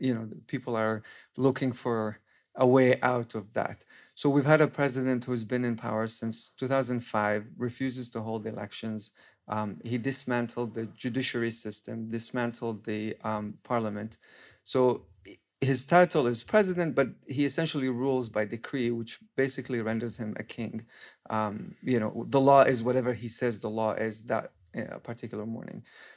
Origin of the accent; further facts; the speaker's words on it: Palestine; I grew up in Palestine. For the past 12 years, I've been mainly working on anti-corruption and exposing corruption within the Palestinian Authority